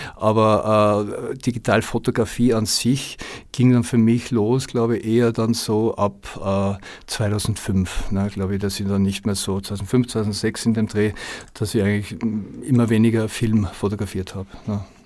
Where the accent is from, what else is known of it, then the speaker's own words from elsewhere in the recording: Tyrol, Austria; moved away as an adult; also born or lived in Los Angeles / Koh Phangan / France / Berlin; now in Vienna, Austria; Also ich bin eigentlich äh, ja, gebürtiger Tiroler kam mit äh, ja, zarten 20 nach Wien